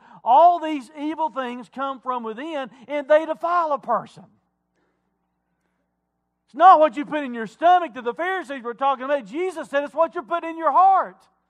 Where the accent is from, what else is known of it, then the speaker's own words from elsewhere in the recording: Wilkes County, North Carolina, United States; I grew up in Wilkes County. Moonshine capital of the world